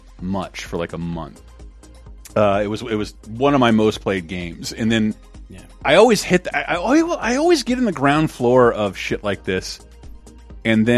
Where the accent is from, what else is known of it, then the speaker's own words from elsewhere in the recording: Tallahassee, Florida, United States; in my hometown, Tallahassee, Florida